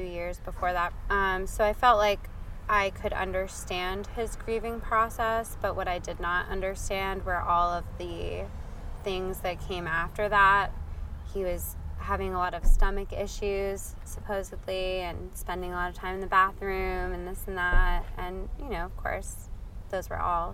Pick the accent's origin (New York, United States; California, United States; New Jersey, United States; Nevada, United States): New Jersey, United States; also born or lived in Georgia, United States; now in Oakland, United States; grew up on the East Coast of the States in New Jersey, and I kind of moved all over the place